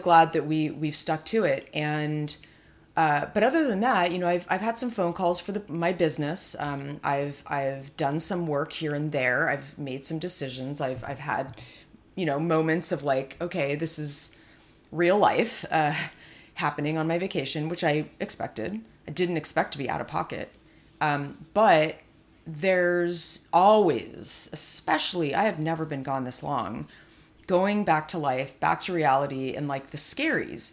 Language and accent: English; California, United States; being a California girl